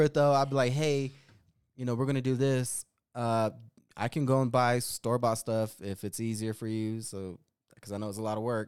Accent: Denver, Colorado, United States; accent: Denver Chicano; my accent's purely Denver, Chicano

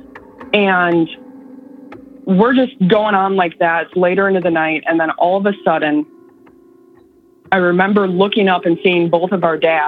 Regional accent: Northern Illinois, United States; now in San Antonio, United States; from Northern Illinois, where I grew up

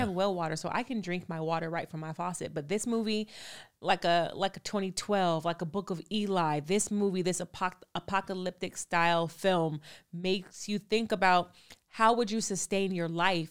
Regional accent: California, United States; I'm from California

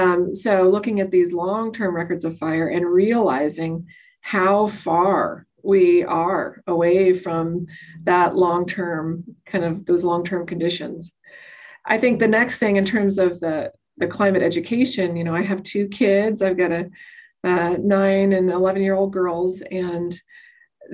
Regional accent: Colorado and Wyoming, the West, United States; now in Boise, United States; I grew up in the West. I grew up in Colorado and Wyoming

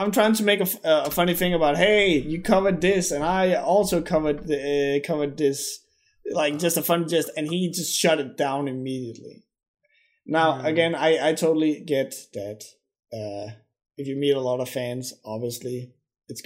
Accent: Denmark; I'm from Denmark

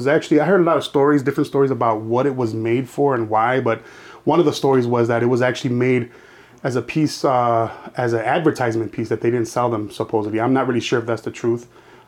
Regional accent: Chicago, Illinois, United States; I born and raised in Humble Park.

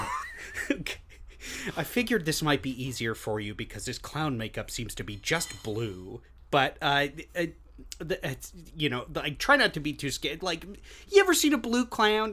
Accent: Long Beach, United States; I'm from Long Beach.

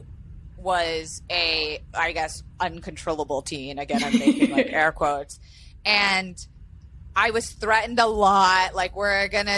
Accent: Florida, United States; I grew up in Florida where, you know, anything and everything was on the table

